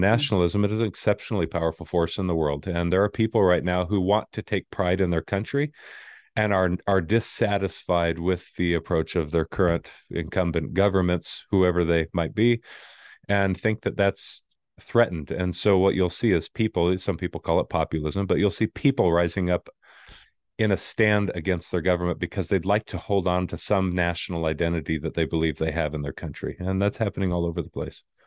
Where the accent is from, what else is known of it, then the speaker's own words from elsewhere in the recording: Arizona, United States; moved away; I grew up in Arizona, didn't have a military family